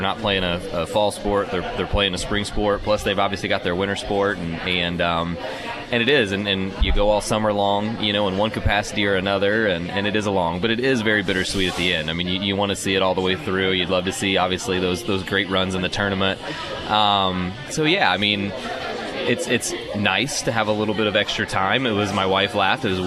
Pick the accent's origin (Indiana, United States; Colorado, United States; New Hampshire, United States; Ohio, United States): Indiana, United States; moved away; I come from Indiana, where you hit middle school, you're playing 20 games a year